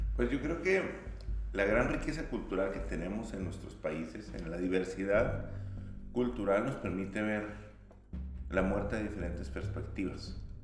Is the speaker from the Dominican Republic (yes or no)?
no; Cuauhtémoc, Chihuahua, Mexico; yo soy de, originario de Cuauhtémoc, Chihuahua